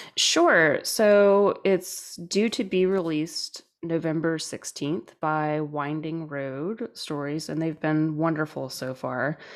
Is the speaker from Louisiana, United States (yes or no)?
yes; New Orleans, Louisiana, United States; I'm from New Orleans